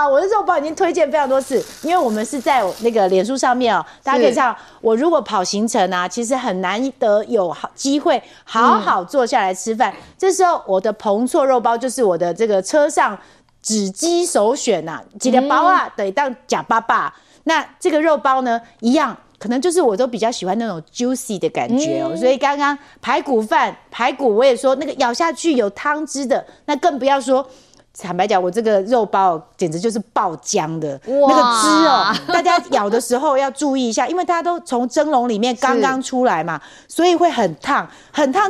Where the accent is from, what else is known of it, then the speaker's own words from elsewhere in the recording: southern Taiwan, Taiwan; moved away; 因为你跟我一样是从南部来的，